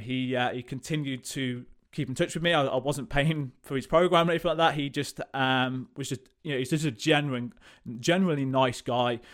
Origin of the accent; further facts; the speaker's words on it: Coventry, West Midlands, United Kingdom; I am from Coventry, lived here all my life